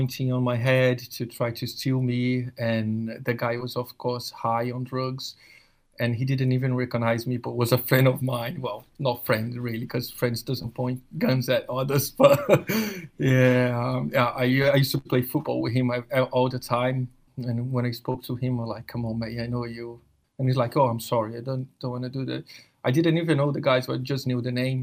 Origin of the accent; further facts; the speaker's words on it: Rio de Janeiro, Brazil; moved away as an adult; now in United Kingdom; I grew up in Rio